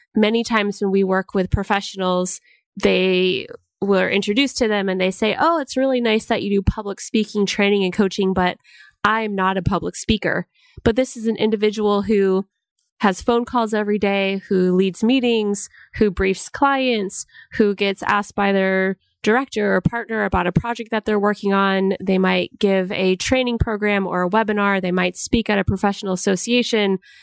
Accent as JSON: {"language": "English", "region": "Washington", "country": "United States", "moved": "yes", "said": "I'm actually from Washington State"}